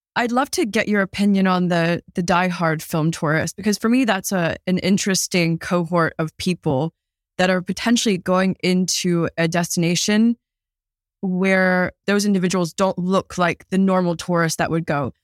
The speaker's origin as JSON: {"language": "English", "country": "United States", "tie": "born or raised there", "moved": "as an adult", "lives_now": "London, United Kingdom", "said": "I grew up in America, but I'm based in London now"}